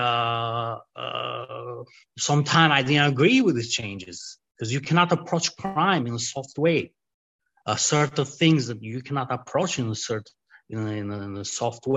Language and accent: English; Albania; English is a second language; moved away as an adult; also born or lived in Italy; now in United States; I grew up in Albania, and I spent a couple of years in Italy